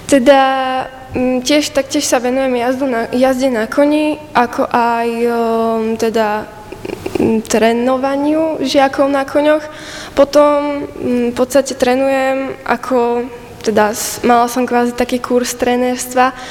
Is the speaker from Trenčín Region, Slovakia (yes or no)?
yes; Podlužany, Trenčín Region, Slovakia; Pochádzam z Podlužian, teda konkrétne okres Banovce nad Bebravou.